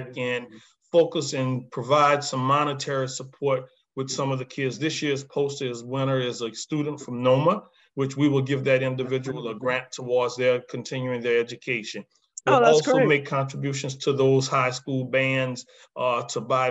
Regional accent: New Orleans, Louisiana, United States; being an Algerian, born and raised in Algiers community

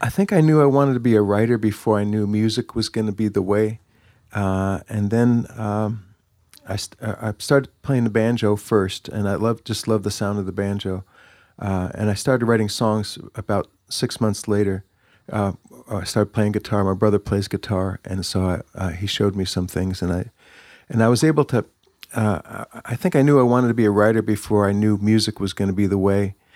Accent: New Jersey, United States; moved away as an adult; also born or lived in Bethlehem, Pennsylvania; I grew up in New Jersey

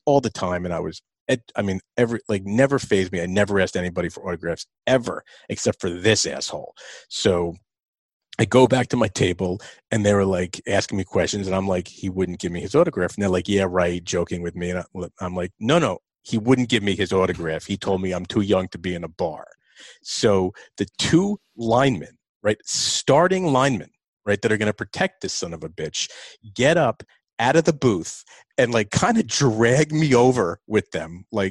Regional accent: New Jersey, United States; I grew up in New Jersey

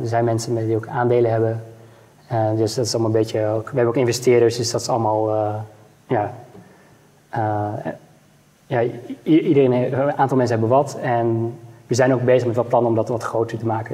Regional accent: Netherlands; als Nederlanders

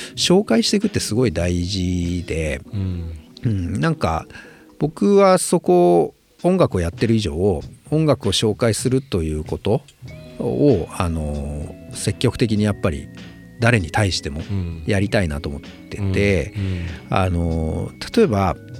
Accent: Japan; 僕ら日本で生まれて育った

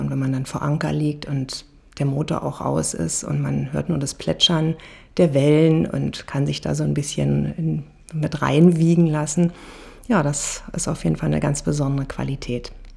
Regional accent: Berlin, Germany; moved away as an adult; now in Potsdam, Germany; Ich bin in Berlin-Spandau groß geworden, an der Havel tatsächlich, und äh, habe meine Kindheit und ja, meine ganze Jugend auch an der Havel zugebracht.

